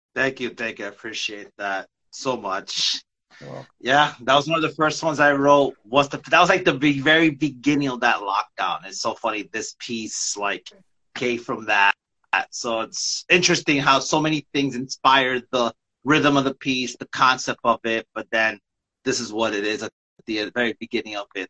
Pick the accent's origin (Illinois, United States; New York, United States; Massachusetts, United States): New York, United States; also born or lived in Staten Island, New York; now in Bayonne, United States; I'm from New York